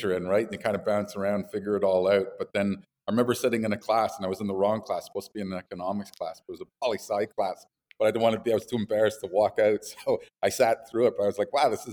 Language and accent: English; Montreal, Quebec, Canada; also born or lived in United States / Colorado; Montreal. Grew up here, but lived in the States for 10 years.